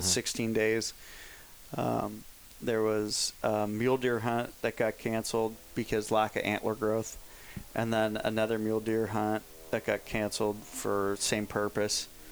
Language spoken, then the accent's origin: English; San Anselmo, California, United States; where I grew up in San Anselmo